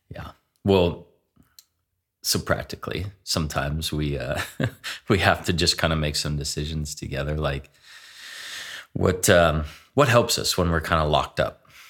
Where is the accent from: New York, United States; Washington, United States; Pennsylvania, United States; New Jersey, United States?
Washington, United States; Seattle; now in Spokane, United States; growing up in Seattle